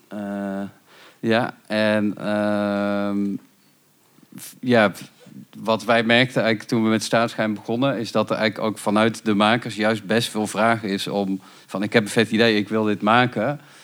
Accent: North Brabant, Netherlands; ik kom uit Brabant en dat was dan allemaal rond Rosmalen en Autotron

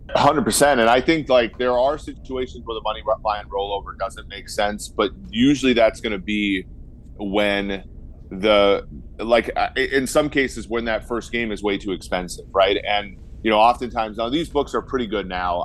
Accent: Minnesota, United States; me growing up in Minnesota

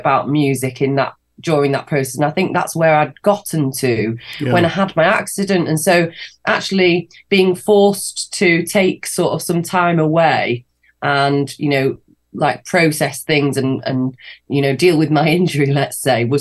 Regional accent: Manchester, North West England, United Kingdom; the album launch show in Manchester, in my hometown

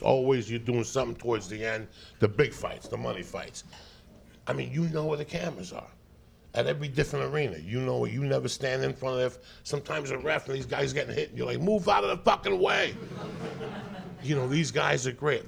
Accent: Connecticut, United States; now in California, United States; I'm from Connecticut.

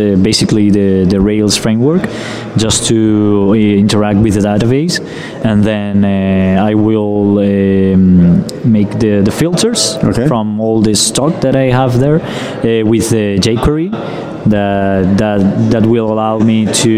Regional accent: Spain; I'm from here, from Spain

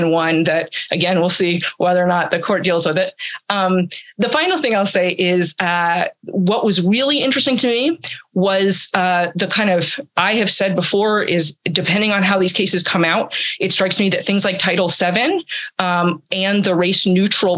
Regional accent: Atlanta, Georgia, United States; I'm from Atlanta.

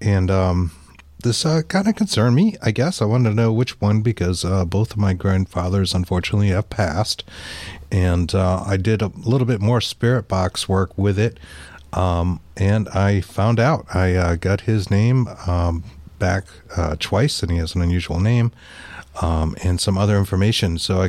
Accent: Massachusetts, United States; Well, we're from Massachusetts and we can say that.

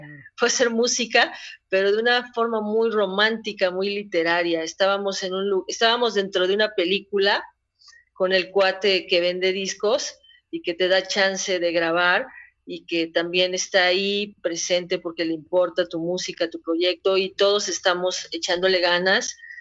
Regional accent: Puebla, Mexico; como poblana

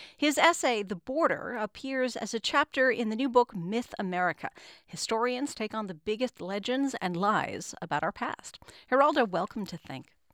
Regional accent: El Paso, Texas, United States; I happen to be from a border city. I'm from El Paso

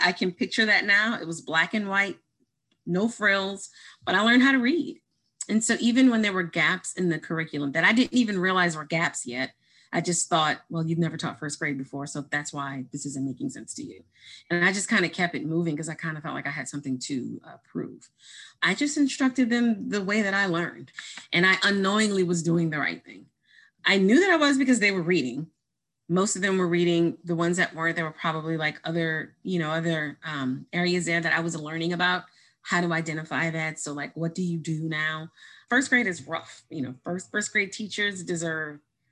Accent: Louisiana, United States; also born or lived in Baton Rouge / Jefferson Parish; I'm from Louisiana, so Southern Christian home

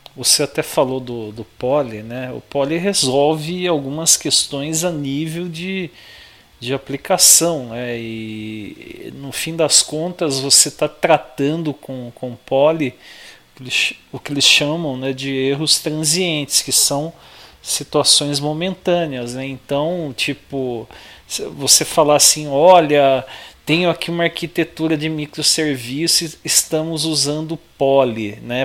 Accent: São Paulo, Brazil; como bom paulista

